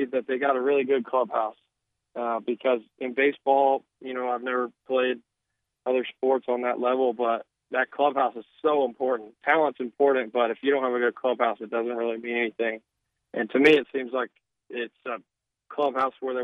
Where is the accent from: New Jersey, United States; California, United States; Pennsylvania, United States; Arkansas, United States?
Arkansas, United States; also born or lived in Meridian, Mississippi; my home state. You know, every kid growing up in Arkansas